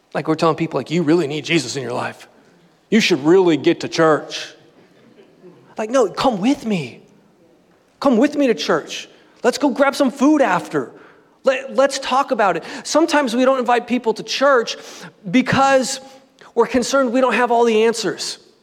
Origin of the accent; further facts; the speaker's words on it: Southern California, United States; born and raised in Southern California